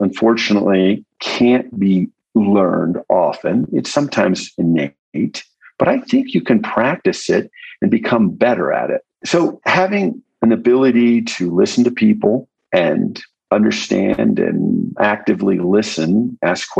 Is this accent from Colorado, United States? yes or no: yes; Aspen, Colorado, United States; moved away as an adult; also born or lived in Texas / Baltimore, Maryland; now in New Mexico, United States; I was born in Texas and grew up in Colorado